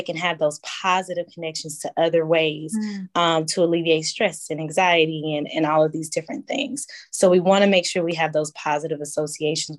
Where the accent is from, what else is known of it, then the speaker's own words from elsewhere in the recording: Starkville, Mississippi, United States; I'm originally from Mississippi, Starkville, Mississippi specifically.